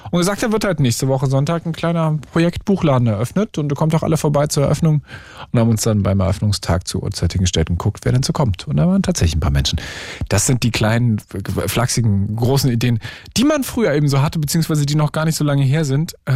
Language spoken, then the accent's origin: German; Brandenburg, Germany; in dem Ort, wo ich groß geworden bin, in der Nähe von Berlin